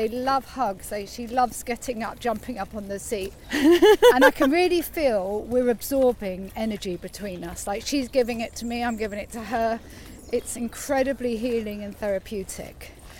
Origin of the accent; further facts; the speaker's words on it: Bushey, East of England, United Kingdom; I was from Bushy. Grew up on a council estate in a three-bedroom house with five kids. So I shared a bedroom with my two sisters.